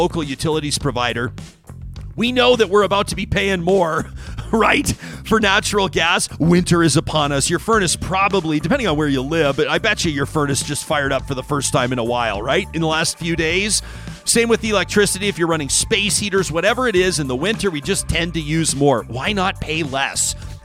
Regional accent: Calgary, Alberta, Canada; My first job in media was for the Calgary Herald

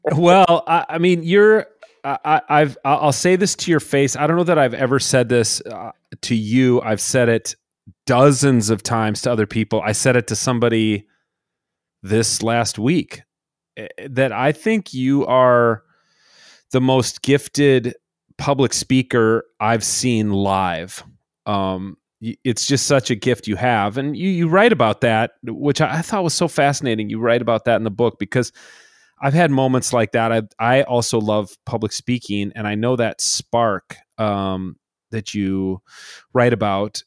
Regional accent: Minnesota, United States; my hometown pastor in Minnesota

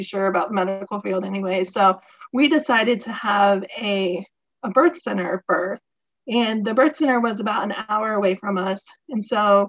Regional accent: Atlanta, Georgia, United States; moved away as an adult; also born or lived in South Carolina; now in Virginia, United States; I'm originally from Georgia, the Atlanta area, and I moved to South Carolina after college

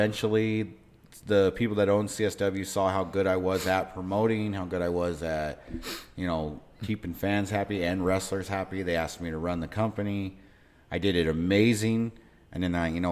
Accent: Pueblo, Colorado, United States; I grew up in Southern Colorado here down in Pueblo

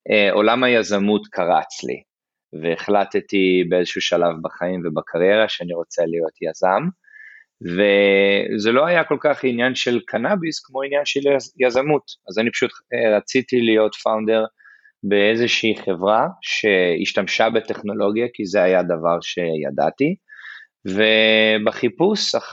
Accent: Eilat, Southern District, Israel; moved away as an adult; also born or lived in Nigeria; now in United States; אני כן אני אילתי במקור אני נולדתי באילת אה, ההורים שלי עבדו במשרד החינוך ובסולל בונה המון שנים אז אני דווקא יחסית גדלתי בניגריה, באפריקה

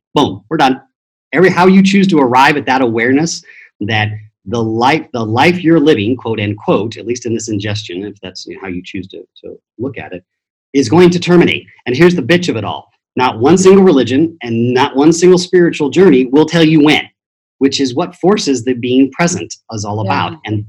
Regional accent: Japan; being Italian, I was, quote unquote, baptized in the Roman Catholic Church. But I grew up in Japan, so that's really interesting.

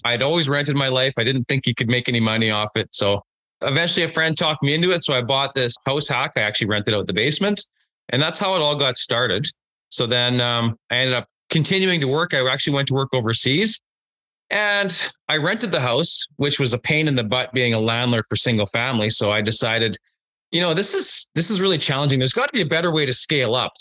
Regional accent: Unity, Saskatchewan, Canada; also born or lived in Alberta / British Columbia; born and raised in Saskatchewan. You know, I've lived in Alberta and BC

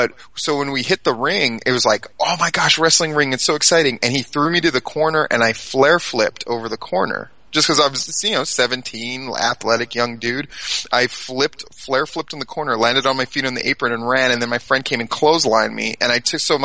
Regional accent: Hawaii, United States; also born or lived in Alexandria, Virginia / Japan; So I grew up in Hawaii. I lived there when I was a really little kid, and then we moved back when I was about in third grade, and I stayed there all the way through grad school.

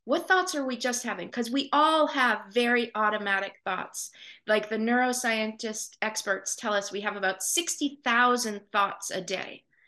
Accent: Portland, Maine, United States; I was born and raised here in Portland, um, and I still live in southern Maine

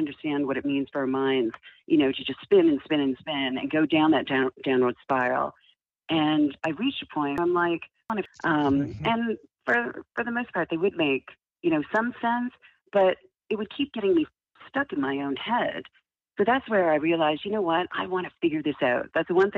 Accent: Ottawa, Ontario, Canada; I grew up in Canada, so I'm originally from Ottawa, Ontario.

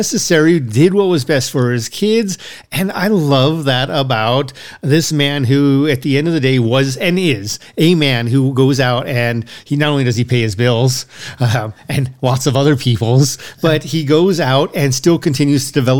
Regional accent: United States; as an American

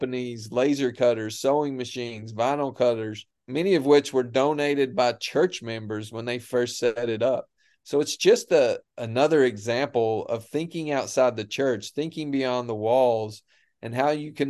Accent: Appalachia, United States; moved away as an adult; the way we grew up in the Bible Belt, of how we grew up

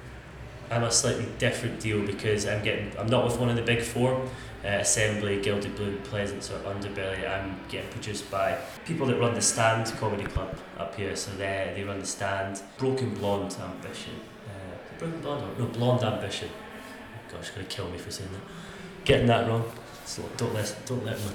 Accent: Scotland, United Kingdom; being Scottish, I talk quite fast anyway

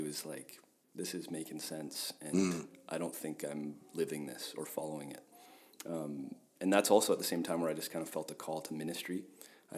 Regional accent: Alberta, Canada; I grew up in Alberta, grew up a farm kid

